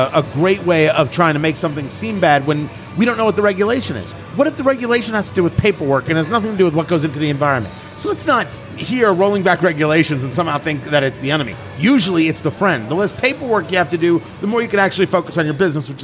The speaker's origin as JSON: {"language": "English", "region": "New Jersey", "country": "United States", "tie": "born or raised there", "said": "I grew up in New Jersey"}